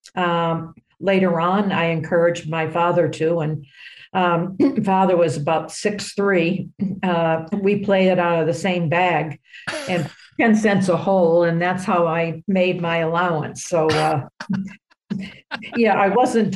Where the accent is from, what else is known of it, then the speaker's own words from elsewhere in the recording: New Hampshire, United States; good young player growing up in New Hampshire